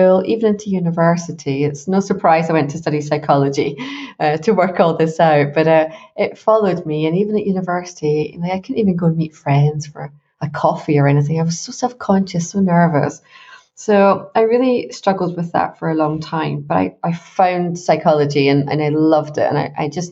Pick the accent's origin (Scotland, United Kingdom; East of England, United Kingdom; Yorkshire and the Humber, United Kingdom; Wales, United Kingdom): Scotland, United Kingdom; Glasgow; I grew up in Scotland